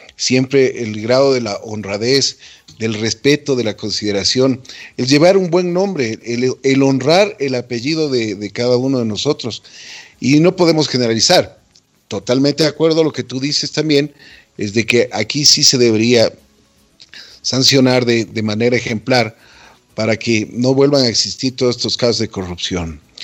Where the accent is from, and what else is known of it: Ecuador